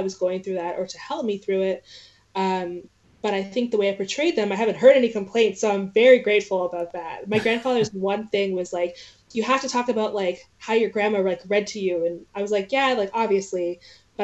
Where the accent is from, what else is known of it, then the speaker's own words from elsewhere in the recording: Canada; I'm from Canada. I'm from this place that no one cares about in the States.